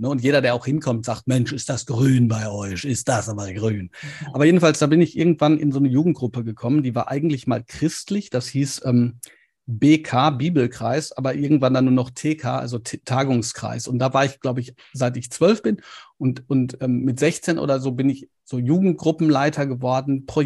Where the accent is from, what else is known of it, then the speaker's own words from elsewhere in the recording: Ruhr area, North Rhine-Westphalia, Germany; ich weiß, ich komme auch aus dem Pott, von daher.